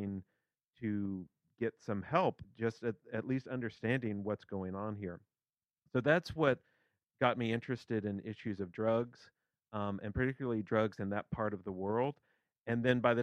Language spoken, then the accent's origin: English; central Kentucky, United States; I'm from Kentucky originally, not the Appalachian part of Kentucky. So I'm from central Kentucky.